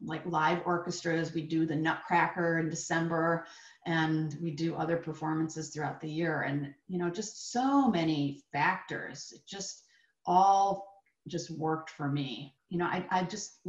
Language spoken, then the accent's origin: English; upstate New York, United States; I lived in upstate New York